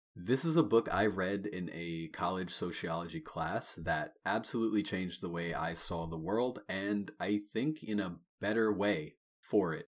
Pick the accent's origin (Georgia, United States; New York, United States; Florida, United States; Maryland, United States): New York, United States; Long Island; I grew up on Long Island, New York